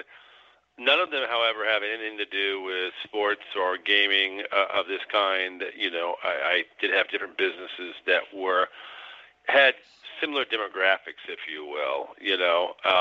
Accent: Illinois, United States; I'm from Illinois

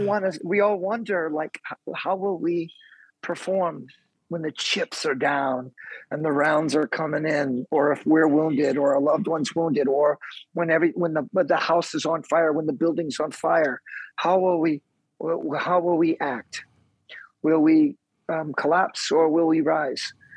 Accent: on the Mexican border, South Texas, United States; moved away; also born or lived in Kansas City, Missouri / Midwest; I was born in Kansas City, but I grew up in the beginning of my life on the border of, of Texas and Mexico, down south

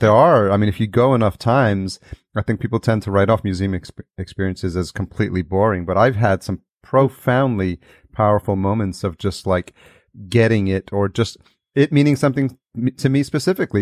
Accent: Yonkers, New York, United States; now in California, United States; I grew up in Yonkers, which is just outside

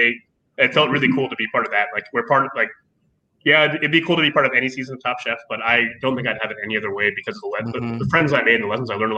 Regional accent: Columbus, Ohio, United States; I grew up in Columbus.

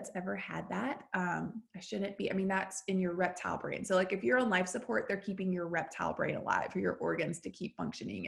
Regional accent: the South, United States; now in Nashville, United States; I grew up in the South

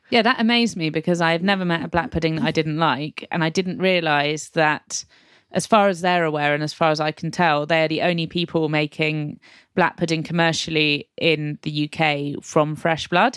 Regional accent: England, United Kingdom; I am, I'm afraid English

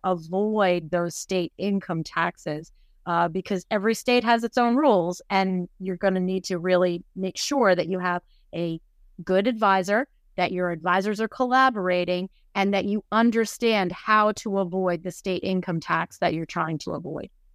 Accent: New Jersey, United States; my home state of New Jersey

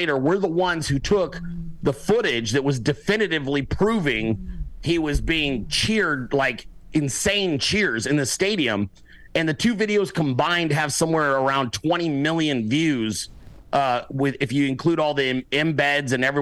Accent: California, United States; also born or lived in Alaska / Arizona; now in South Carolina, United States; I grew up in California

